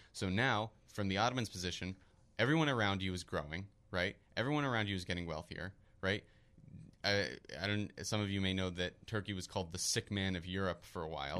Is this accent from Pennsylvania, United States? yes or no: yes; Philadelphia, Pennsylvania, United States; I'm from Philadelphia as well